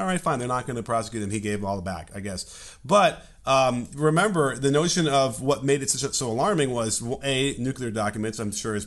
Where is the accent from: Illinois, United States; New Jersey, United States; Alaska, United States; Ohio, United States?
Illinois, United States; Chicago; accent: Chicago; now in California, United States; I'm from Chicago and that's how we do things there.